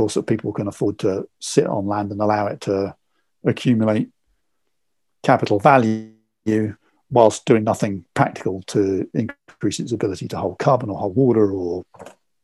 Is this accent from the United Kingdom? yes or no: yes; England, United Kingdom; I'm English